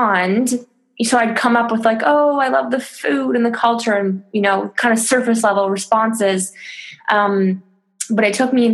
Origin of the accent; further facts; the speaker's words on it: Toronto, Ontario, Canada; moved away as an adult; now in France; I'm Canadian. I'm from Toronto.